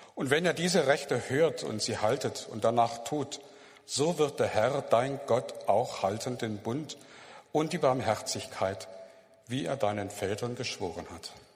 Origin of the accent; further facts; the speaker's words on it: Germany; als Deutsche